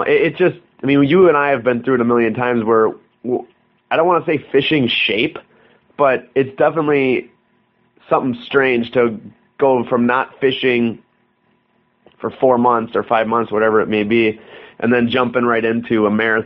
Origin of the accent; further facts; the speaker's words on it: Wisconsin, United States; we're from Wisconsin